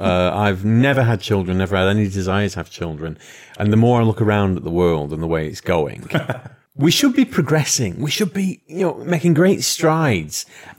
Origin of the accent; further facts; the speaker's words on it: London, United Kingdom; I'm a Korean from London.